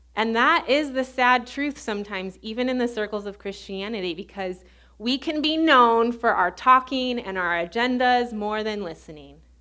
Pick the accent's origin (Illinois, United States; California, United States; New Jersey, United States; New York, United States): Illinois, United States; suburbs of Chicago; accent: Midwestern; moved away as an adult; also born or lived in Baton Rouge, Louisiana; I grew up in the suburbs of Chicago, so I have a very Midwestern accent.